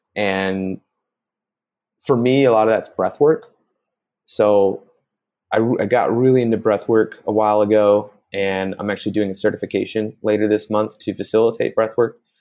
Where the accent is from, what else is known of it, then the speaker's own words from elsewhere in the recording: Bay Area, between San Jose and Oakland, California, United States; moved away as an adult; also born or lived in Playa del Carmen, Mexico; now in Mexico; I grew up in the Bay Area in, uh, in between San Jose and Oakland